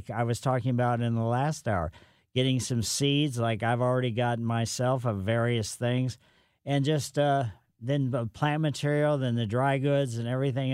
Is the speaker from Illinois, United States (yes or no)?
no; Ellisville, Missouri, United States; moved away as an adult; also born or lived in Riverside, California / Santa Barbara, California; I grew up in Ellisville